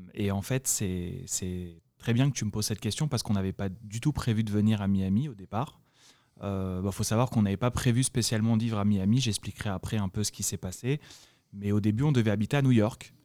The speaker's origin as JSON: {"language": "French", "country": "France", "accent": "French", "moved": "as an adult", "lives_now": "United States", "said": "mon accent français"}